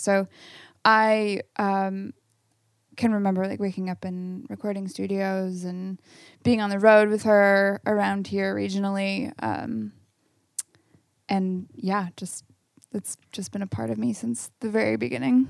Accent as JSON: {"language": "English", "town": "Camas", "region": "Washington", "country": "United States", "tie": "born or raised there", "also_born_or_lived": "Portland, Oregon", "said": "I grew up in Camas, Washington"}